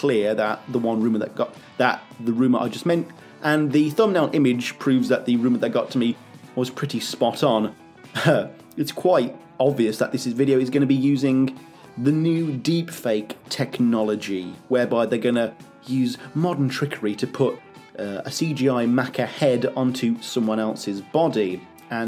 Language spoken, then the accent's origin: English; United Kingdom; as a Brit